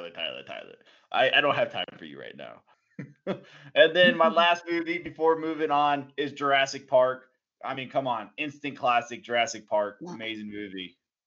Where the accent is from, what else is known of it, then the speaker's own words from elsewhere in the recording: Germany; That was one of the movies we watched and talked about all the time in Germany when I grew up in Germany.